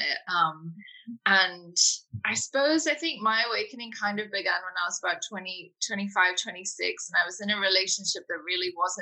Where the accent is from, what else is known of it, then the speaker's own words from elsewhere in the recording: United Kingdom; now in London, United Kingdom; I'm in London at the moment. I am British